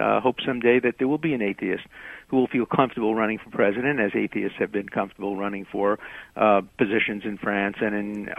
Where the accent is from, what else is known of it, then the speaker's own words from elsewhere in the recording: United States; I'm very proud to be an American. I'm an American first. I'll always be an American. I'll always be a Jew.